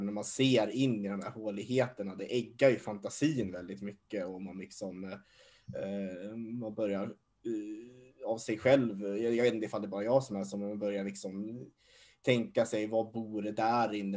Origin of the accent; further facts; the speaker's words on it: Hassela, Gävleborg County, Sweden; jag är ju uppvuxen i Hassela. Det är en liten, liten by längst norrut i Hälsingland